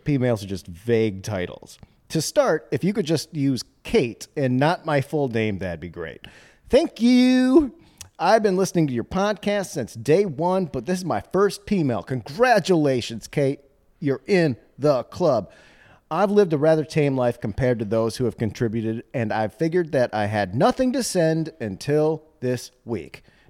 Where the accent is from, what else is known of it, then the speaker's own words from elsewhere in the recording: Midwest, United States; Welp, I'm from the Midwest